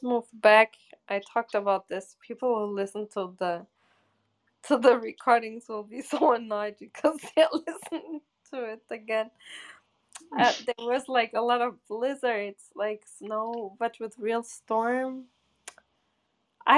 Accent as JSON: {"language": "English", "town": "Bochum", "region": "North Rhine-Westphalia", "country": "Germany", "tie": "born or raised there", "moved": "yes", "said": "I grew up in Bochum"}